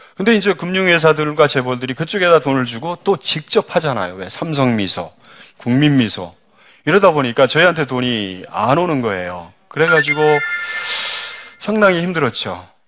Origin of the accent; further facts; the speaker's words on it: South Korea; also born or lived in Cambodia; 한국 사람으로서 외국 그 은행에 근무하면서